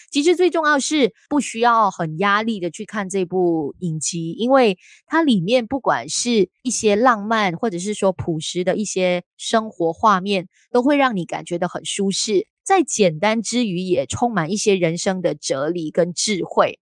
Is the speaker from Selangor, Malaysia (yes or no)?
no; Kuala Lumpur, Malaysia; 因为我是住吉隆坡的